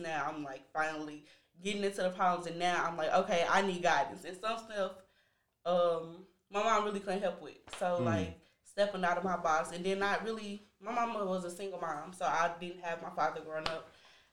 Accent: St. Louis, Missouri, United States; I'm definitely South St. Louis.

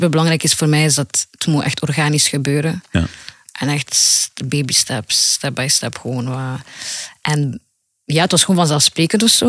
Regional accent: Ghent, Flanders, Belgium; now in Brussels, Belgium; Gent is meer, laten we zeggen, ja, ik kom van Gent. {S3} Mhm. {S2} En nu ja, woon ik in Brussel.

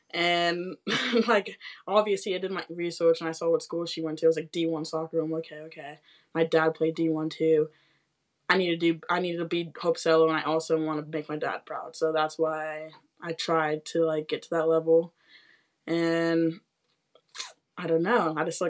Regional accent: California, United States; I'm from California. If you guys know where Magic Mountain is, that's my hometown. I played soccer at UCSB, and I was a goalie on the team.

